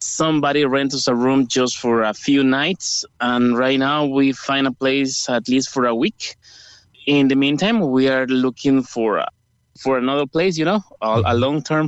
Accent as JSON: {"language": "English", "country": "El Salvador", "second_language": "English", "moved": "as an adult", "lives_now": "Ireland", "said": "I'm from El Salvador"}